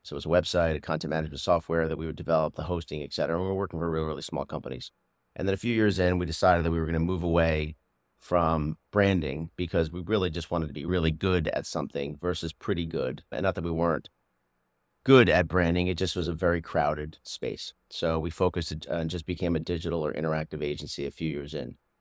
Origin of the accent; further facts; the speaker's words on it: Doylestown, Pennsylvania, United States; moved away as an adult; also born or lived in Maryland / Los Angeles; I grew up in the suburbs of Philadelphia, in Bucks County, in Doylestown